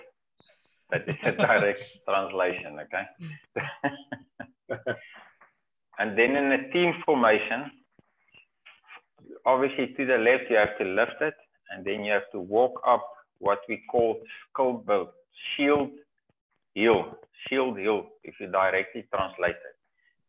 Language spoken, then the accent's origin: English; Cape Province, South Africa; I'm from Cape Province.